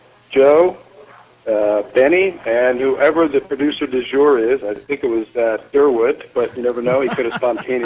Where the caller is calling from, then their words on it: Krabi, Thailand; put it in the map in Krabi, Thailand. I'm calling in from Thailand, where I'm on a week's vacation with the wife